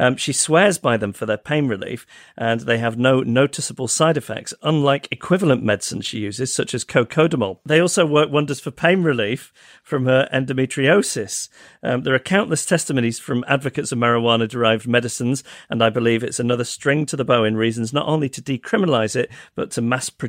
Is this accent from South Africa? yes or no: no; United Kingdom; now in Vancouver, California, United States; I'm a Brit living in Vancouver